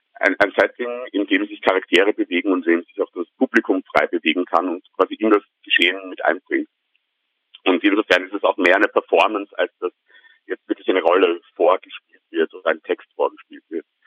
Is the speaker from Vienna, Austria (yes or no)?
yes; Vienna, Austria; ich bin tatsächlich gebürtiger Wiener